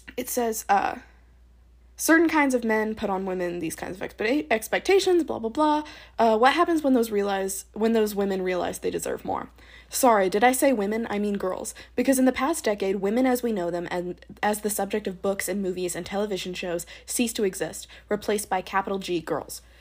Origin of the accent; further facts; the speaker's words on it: the South, United States; I'm from the South